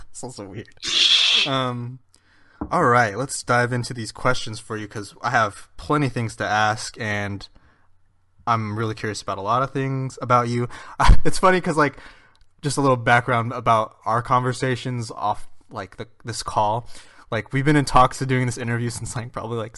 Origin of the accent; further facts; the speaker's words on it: California, United States; since I'm from California